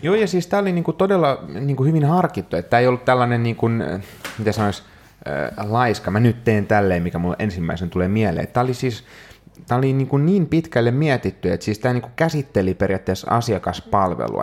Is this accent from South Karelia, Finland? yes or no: no; Helsinki, Uusimaa, Finland; täällä koti-Suomessa, Helsingissä, kotikaupungissani